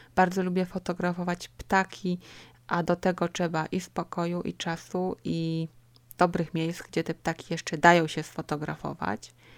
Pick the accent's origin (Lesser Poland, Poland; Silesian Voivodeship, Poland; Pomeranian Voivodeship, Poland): Lesser Poland, Poland; Kraków; moved away as an adult; now in Ruhr area, Germany; Od 2007 roku mieszkam w Niemczech, w Zagłębiu Rury, ale pochodzę z południa Polski. Kraków to moje miasto